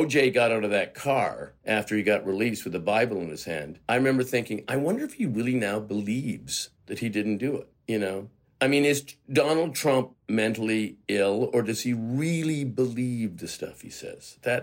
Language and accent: English; Canada; moved away as an adult; also born or lived in Toronto; I'm a Canadian actor. You know, I spent the first three decades of my life just living in Canada solely.